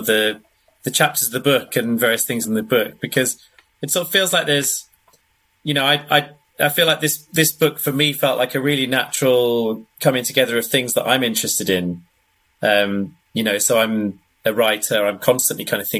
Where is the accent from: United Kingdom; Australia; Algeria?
United Kingdom; As a Brit